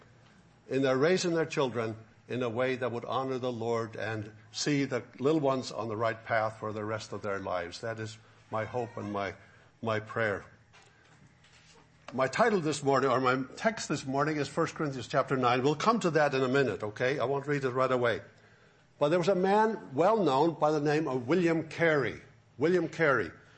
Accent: Faroe Islands; also born or lived in Florida; now in Alabama, United States; I could live in my own home country where I grew up in the Faroe Islands

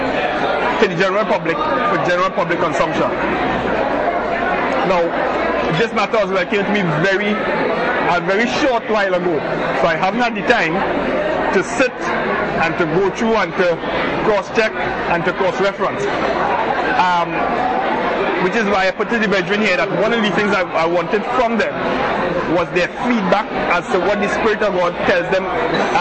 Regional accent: Trinidad & Tobago; moved away; I'm from Trinidad

